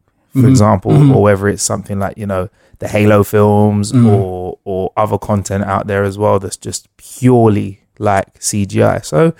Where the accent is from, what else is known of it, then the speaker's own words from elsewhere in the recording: United Kingdom; And also, you know, being a Brit out there, I must say, and this is a big sweeping generalization, but you know, we're getting a lot of love out there.